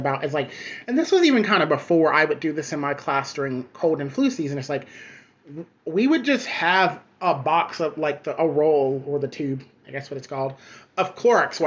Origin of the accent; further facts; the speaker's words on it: the South, United States; now in New York City, United States; I'm originally from the South.